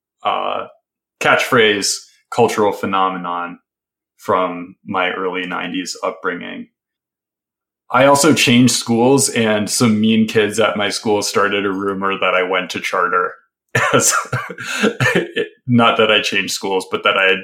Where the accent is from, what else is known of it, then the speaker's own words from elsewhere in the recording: the Midwest, Wisconsin, United States; Growing up in the Midwest